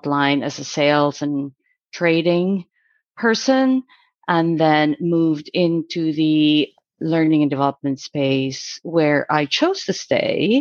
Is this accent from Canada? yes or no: no; Philippines; I was born in the Philippines, up in the mountains, actually